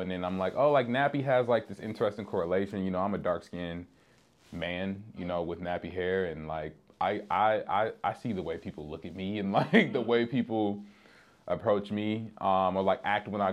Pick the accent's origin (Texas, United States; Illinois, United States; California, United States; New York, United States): Illinois, United States; Chicago; I'm a rapper from the South Side of Chicago